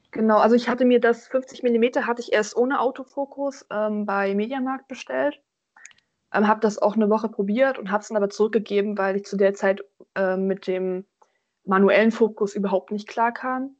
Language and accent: German; Thuringia, Germany; now in Göttingen, Germany; Ich komme ja ursprünglich aus Thüringen